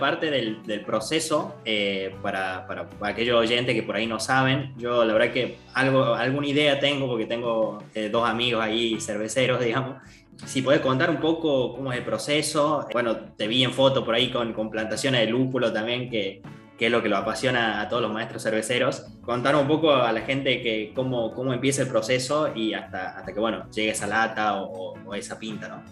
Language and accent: Spanish; Argentina; me encuentra ya en mi país, estoy en Buenos Aires